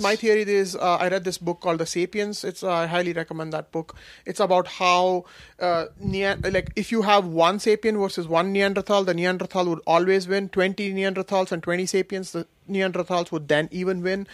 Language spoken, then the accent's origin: English; India; also born or lived in Kashmir; now in Seattle, United States; growing up in India